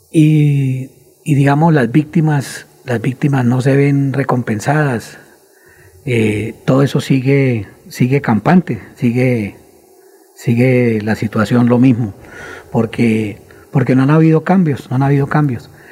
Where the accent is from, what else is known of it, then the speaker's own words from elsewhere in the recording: Colombia; somos los colombianos